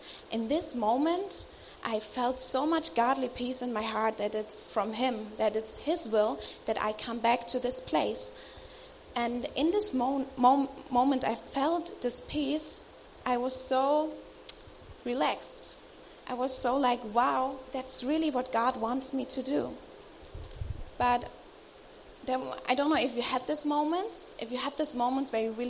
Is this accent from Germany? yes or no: yes; Germany; I'm from Germany